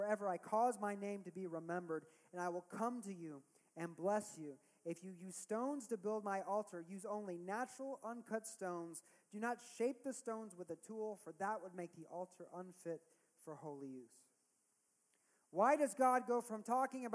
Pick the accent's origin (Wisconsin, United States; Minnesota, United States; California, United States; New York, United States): California, United States; As a Californian.